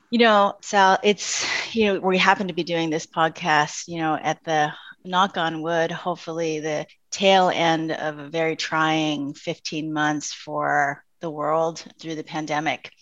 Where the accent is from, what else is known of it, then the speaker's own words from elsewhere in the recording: San Francisco, California, United States; I am Chinese American and grew up in an immigrant family in the Bay Area of around San Francisco